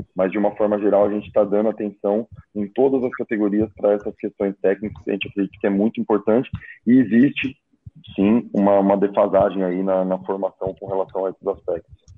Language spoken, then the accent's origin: Portuguese; São Paulo, Brazil; moved away; Sou de São Paulo